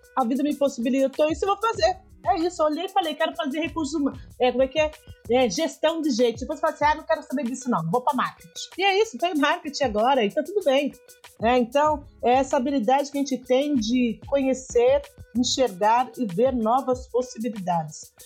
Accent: São Paulo, Brazil; Sou do extremo da Zona Leste de São Paulo, sou de Guaianazes, né? nasci em Guaianazes

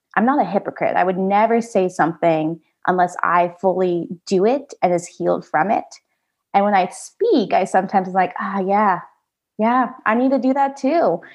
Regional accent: United States; also born or lived in Da Nang, Vietnam / Nashville, Tennessee; I was adopted to the United States where I grew up

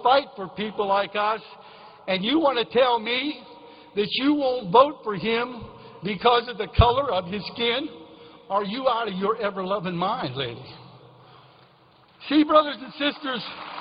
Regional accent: Nemacolin, Pennsylvania, United States; moved away; I went back to my hometown in Nemacolin

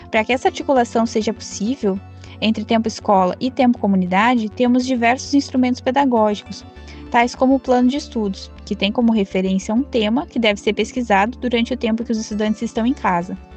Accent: Canguçu, Rio Grande do Sul, Brazil; tenho 31 anos, sou de Canguçu

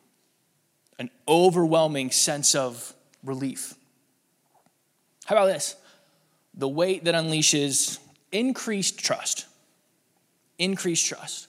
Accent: Pittsburgh, Pennsylvania, United States; moved away as an adult; also born or lived in Chicago; When Lauren and I moved from Chicago back home to Pittsburgh

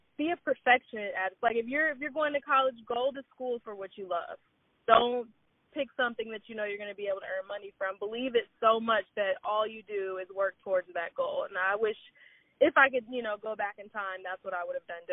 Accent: Cleveland, Ohio, United States; I'm originally from Cleveland, Ohio

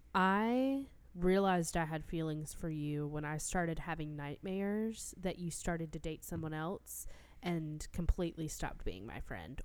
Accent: near Raleigh, North Carolina, United States; I am from near Raleigh

